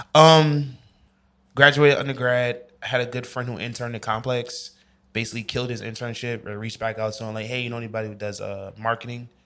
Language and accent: English; New York, United States; moved away as an adult; I'm from New York.